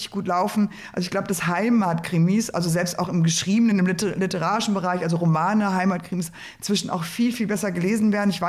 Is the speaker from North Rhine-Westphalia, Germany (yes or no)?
yes; Ruhr area, North Rhine-Westphalia, Germany; ich komme aus dem Port